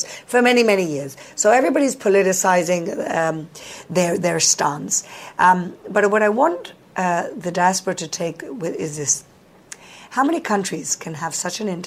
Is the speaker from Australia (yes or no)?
no; Gibraltar; now in Jerusalem, Israel; I'm from Gibraltar